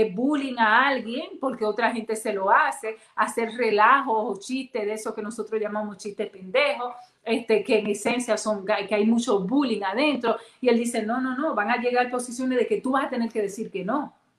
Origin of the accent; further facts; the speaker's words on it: Dominican Republic; yo soy dominicana